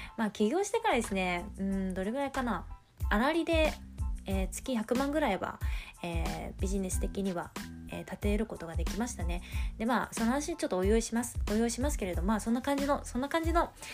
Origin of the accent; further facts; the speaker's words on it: Tokyo, Japan; moved away as an adult; 私は東京出身の人間